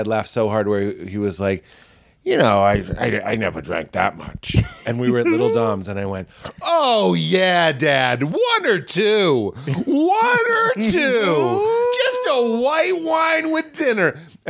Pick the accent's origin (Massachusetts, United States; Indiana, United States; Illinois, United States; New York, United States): Massachusetts, United States; Boston; we are both from Boston.